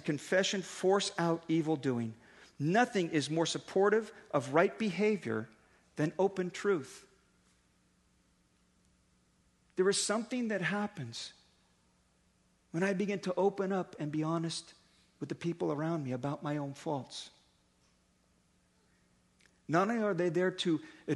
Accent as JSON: {"language": "English", "town": "Daly City", "region": "California", "country": "United States", "tie": "born or raised there", "said": "I grew up in Daly City"}